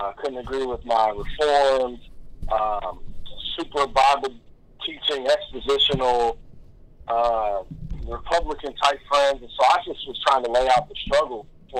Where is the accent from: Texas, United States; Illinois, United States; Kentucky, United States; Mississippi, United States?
Kentucky, United States; growing up in Kentucky